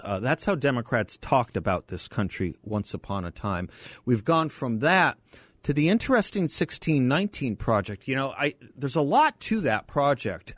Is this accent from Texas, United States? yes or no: no; Phoenix, Arizona, United States; I grew up here in Phoenix